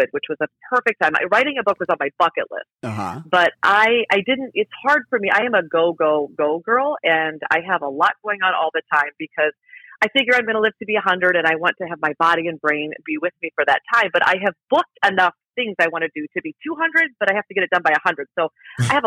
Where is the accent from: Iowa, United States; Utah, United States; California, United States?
Iowa, United States; now in Chicago, United States; I grew up in Iowa, both of my parents are teachers